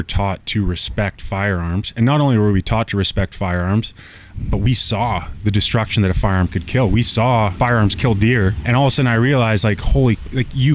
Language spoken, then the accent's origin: English; Squamish, British Columbia, Canada; moved away as an adult; also born or lived in Ontario / Toronto; I grew up in Squamish hunting